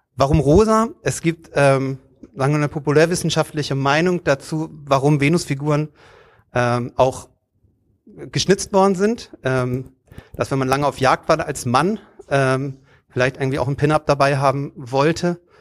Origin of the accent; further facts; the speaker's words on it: Hamburg, Germany; ich komme selber aus Stelzhoop, äh, wo ich eigentlich groß geworden bin